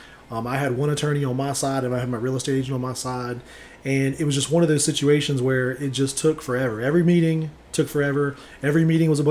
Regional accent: Savannah, Georgia, United States; I'm born and raised in Savannah.

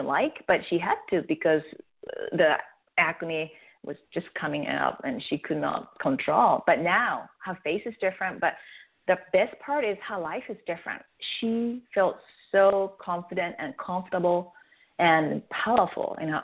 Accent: Japan; first language Japanese; English is a second language; now in United States; I'm from Japan, and I speak Japanese as my native tongue

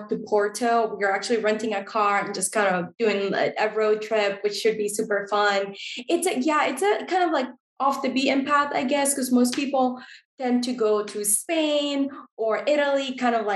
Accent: Costa Rica; now in United States; growing up in Costa Rica

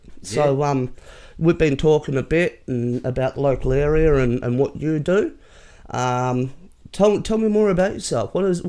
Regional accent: Perth, Western Australia, Australia; now in Penrith, Australia; I'm not a local, so to speak. I'm originally from Perth, but yep. I've been living here in Penrith now for a few years.

